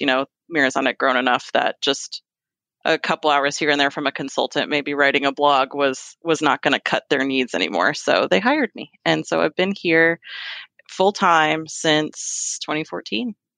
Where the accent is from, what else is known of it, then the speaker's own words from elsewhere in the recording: Fairfax, Virginia, United States; moved away as an adult; now in Kentucky, United States; I am a native Virginian. I was born in Fairfax, Virginia, and I, I grew up there.